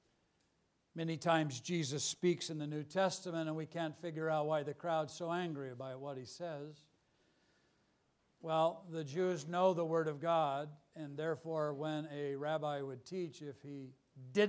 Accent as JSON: {"language": "English", "town": "Los Angeles", "region": "California", "country": "United States", "said": "I'm from Los Angeles"}